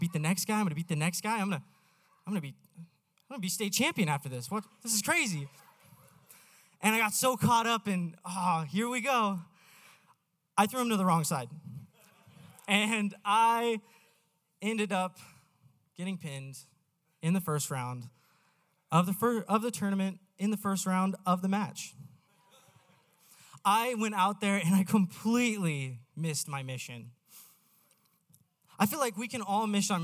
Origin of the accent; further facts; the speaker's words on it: Idaho, United States; I was born and raised in Idaho